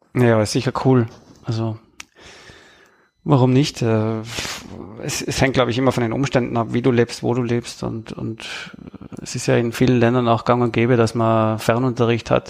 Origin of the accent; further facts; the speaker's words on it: Tyrol, Austria; accent: Tyrolean; ich spreche Tirolerisch, Österreichisch